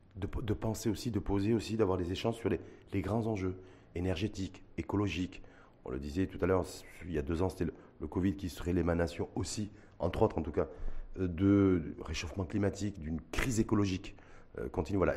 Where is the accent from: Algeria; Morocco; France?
Morocco; chez nous au Maroc